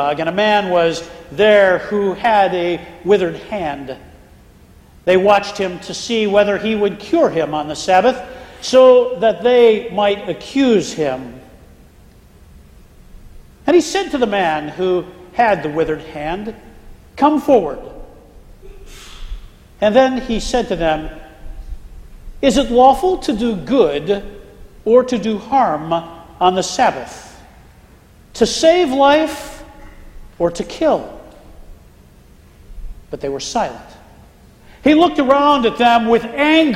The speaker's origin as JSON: {"language": "English", "region": "Pennsylvania", "country": "United States", "tie": "born or raised there", "moved": "yes", "lives_now": "Florida, United States", "said": "When I was growing up in Pennsylvania"}